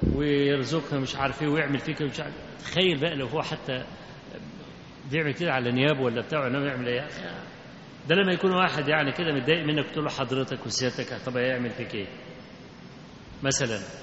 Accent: Kafr el-Sheikh, Kafr El Sheikh Governorate, Egypt; اللي عندنا في كفر الشيخ

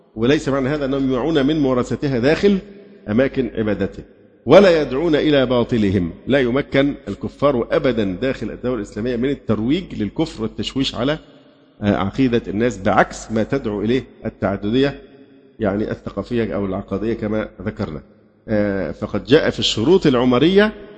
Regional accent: Egypt; اللي عندنا في مصر

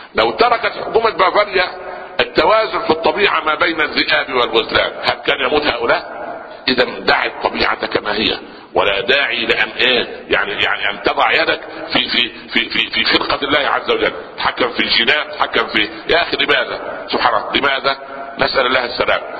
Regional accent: Upper Egypt, Egypt; عندنا في الصعيد

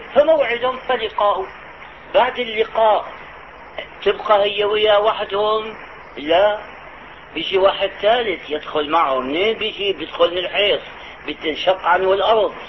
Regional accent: Syria; نظام البكالوريا عندنا في الشام

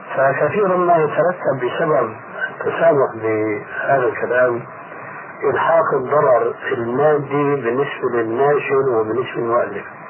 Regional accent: Egypt; عندنا في مصر

